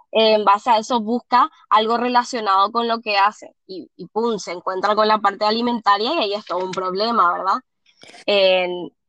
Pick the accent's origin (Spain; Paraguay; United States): Paraguay; Asunción; Yo soy de Paraguay, de Asunción, Paraguay, soy nutricionista